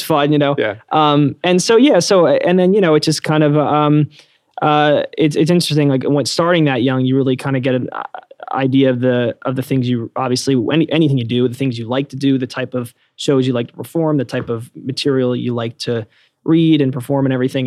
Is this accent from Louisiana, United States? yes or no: no; Bucks County, Pennsylvania, United States; moved away as an adult; also born or lived in Los Angeles; now in New York City, United States; I grew up in uh, Bucks County, Pennsylvania, so a suburb of Philadelphia, so not too far away.